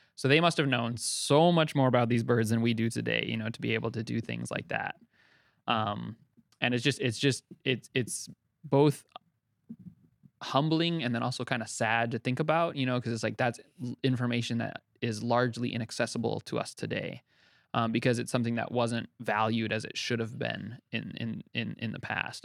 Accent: Utah, United States; now in Hawaii, United States; I, I grew up in Utah, um, kind of away from Hawaii, um, but my family was here

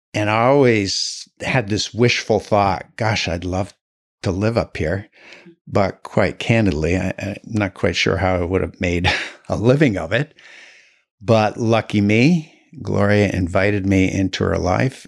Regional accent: Burlington, Vermont, United States; I was born in Burlington, um, grew up there my whole life.

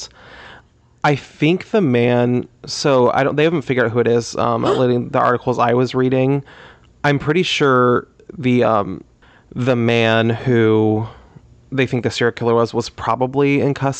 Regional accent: Louisiana, United States; I grew up in Louisiana, but I was on the border of Texas and Louisiana

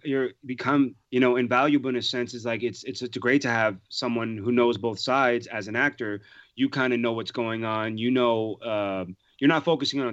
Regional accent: Long Island, New York, United States; also born or lived in Brooklyn, New York / Manhattan; So technically I grew up in Long Island, New York

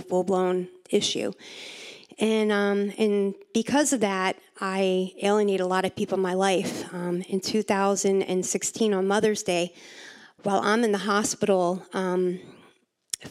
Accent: Pennsylvania, United States; I'm from Pennsylvania

